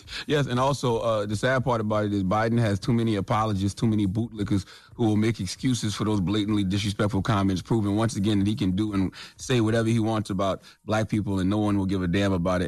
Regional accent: South Carolina, United States; I'm from South Carolina.

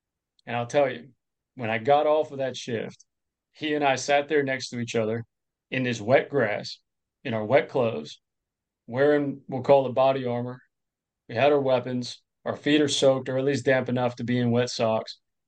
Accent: Florida, United States; also born or lived in Clearwater, Florida; So I was born in Clearwater, Florida, basically grew up more formatively in Lake County, a little further north.

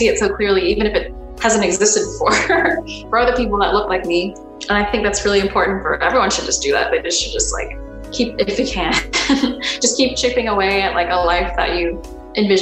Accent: Virginia, United States; moved away; also born or lived in Maryland / Washington, D.C.; I grew up on the East Coast originally. I was born in Maryland, lived in DC, grew up in Virginia.

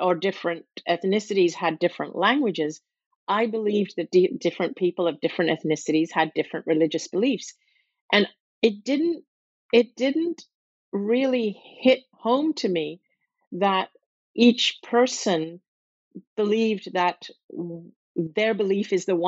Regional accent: Hong Kong; also born or lived in Singapore; I grew up in a city that was a British colony, where I had a British education with English kids, and where we grew up learning the Bible and singing hymns every morning and learning about Christianity. And but this British colony was Hong Kong

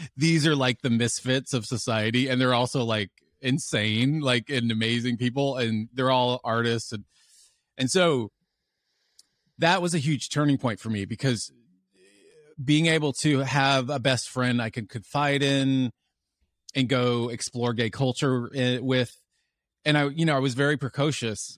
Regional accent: Dallas, Texas, United States; I grew up in Dallas, Texas

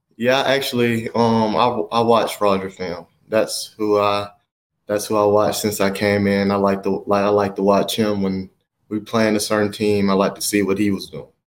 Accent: Alabama, United States; moved away; also born or lived in Oregon; I'm from Alabama

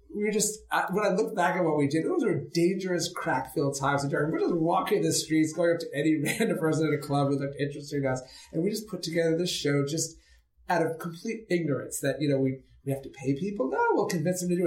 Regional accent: New York City, New York, United States; I grew up in New York City, and my father loved theater

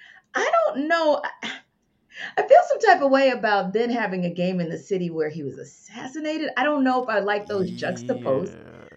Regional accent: New Orleans, Louisiana, United States; now in Atlanta, United States; you know, in my hometown of New Orleans, we got a phrase, got a slogan.

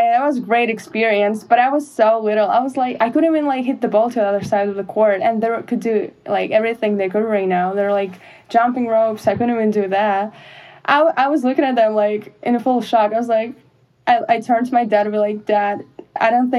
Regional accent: Russia; moved away as an adult; growing up in Russia, we don't have softball, lacrosse, even football

